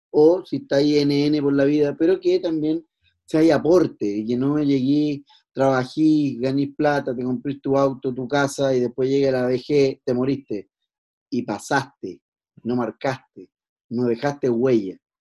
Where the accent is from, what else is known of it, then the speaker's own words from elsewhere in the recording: Chile; la idiosincrasia que tenemos hoy por hoy como chilenos